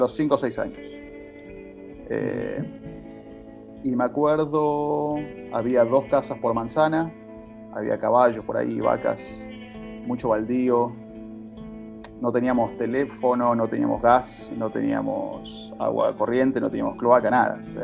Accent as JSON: {"language": "Spanish", "town": "Martínez", "region": "Buenos Aires Province", "country": "Argentina", "tie": "born or raised there", "also_born_or_lived": "La Horqueta, San Isidro", "said": "Nací, nací en Martínez, donde viví los primeros cinco años de mi vida"}